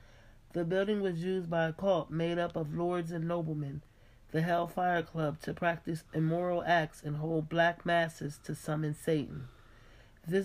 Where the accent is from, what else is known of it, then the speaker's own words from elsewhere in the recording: United States; I'm from America